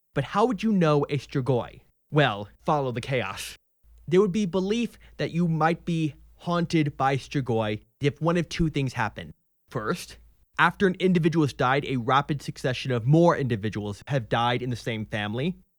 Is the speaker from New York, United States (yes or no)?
no; Texas, United States; I'm a Texan. I love Texas